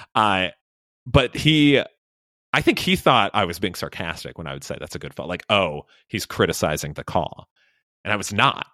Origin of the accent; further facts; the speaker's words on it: Illinois, United States; moved away; we got it celebrated in Illinois. We wouldn't have school on those days